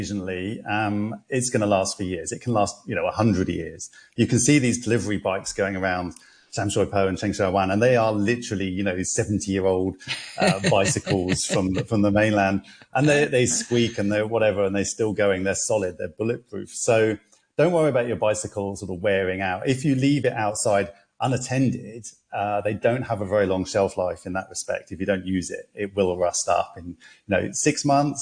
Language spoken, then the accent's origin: English; London, United Kingdom; now in Hong Kong; I'm from London, you know, I used to cycle around all the time